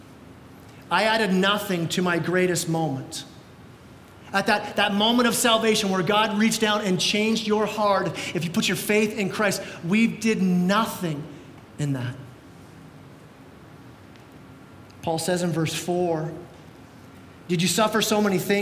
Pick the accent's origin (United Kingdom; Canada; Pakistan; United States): Canada; we're Canadian